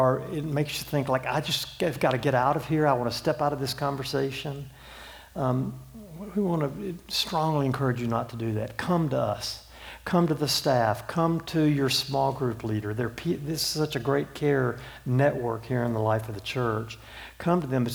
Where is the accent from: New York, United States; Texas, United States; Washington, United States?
Texas, United States; Houston; I'm from Houston, Texas. Have lived there for the last 40 years